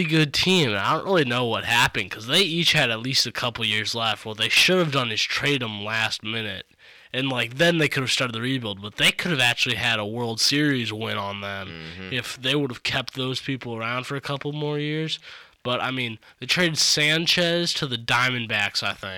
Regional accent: Michigan, United States; I was born in Michigan

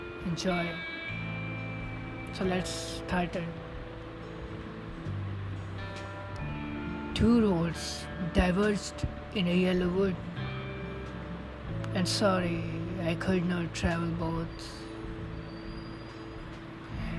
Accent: India; I'm from India, and right now a student

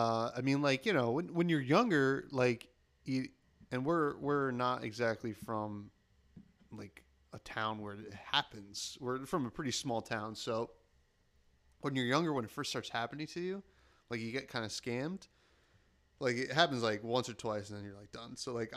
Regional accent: New Jersey, United States; no, I'm from South Jersey.

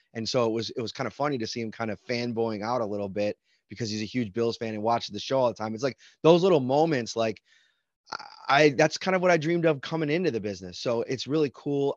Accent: Buffalo, New York, United States; I grew up in Buffalo

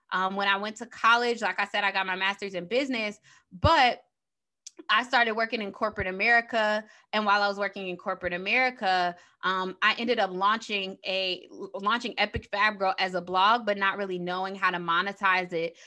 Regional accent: Chicago, Illinois, United States; moved away as an adult; also born or lived in Saint Louis; I'm from Chicago, so transitioning from Chicago to Saint Louis

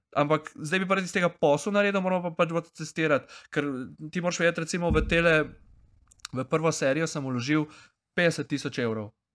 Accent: Prekmurje, Slovenia; iz Prek, Mura

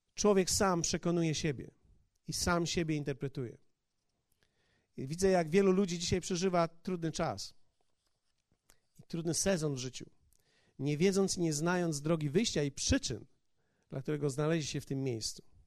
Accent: Poland; Kulawy bom z Polski

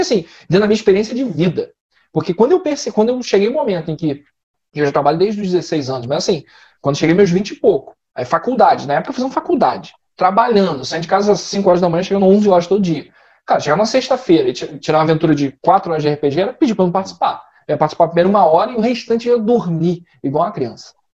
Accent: interior of Rio de Janeiro, Brazil; Nós somos do interior do. Cidade do interior

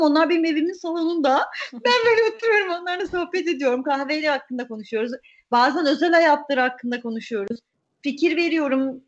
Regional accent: Istanbul, Turkey; İstanbul'da doğdum. Doğma büyüme İstanbul'uyum, E, ee, Ataköy çocuğuyum. Ataköy'de büyüdüm.

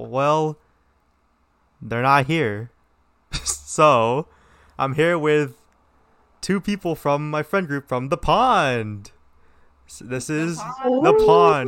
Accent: Southern California, United States; I'm from Southern California

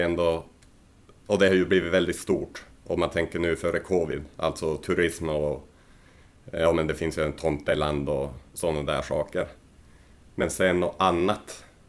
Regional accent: Rovaniemi, Lapland, Finland; moved away as an adult; also born or lived in Helsinki / Pori / Skellefteå / Oulu; now in Sweden; jag är ju född i Rovaniemi i norra Finland. Och sen eh, där bodde jag ju tills jag vart 18.

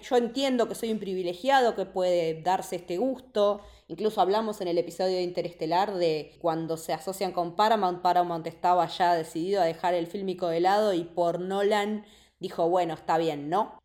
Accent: La Plata, Buenos Aires Province, Argentina; yo soy de La Plata

